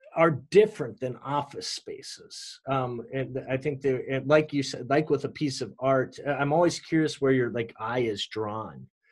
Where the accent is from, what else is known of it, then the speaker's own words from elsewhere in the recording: Minneapolis, Minnesota, United States; this church that I told you that I grew up in in Minneapolis